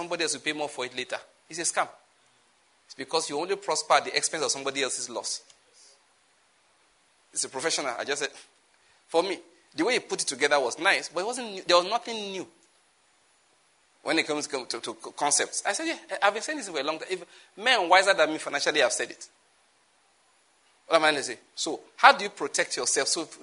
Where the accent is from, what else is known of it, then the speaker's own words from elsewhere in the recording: Edo, Nigeria; moved away as an adult; also born or lived in Taraba State / Lagos; now in Enugu, Nigeria; I was born somewhere in Edo State, grew up there, went to university in what is now Edo State